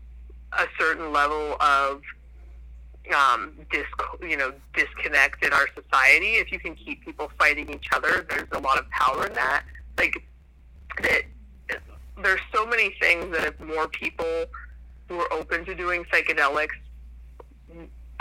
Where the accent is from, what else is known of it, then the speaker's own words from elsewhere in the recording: New Hampshire, United States; I grew up in New Hampshire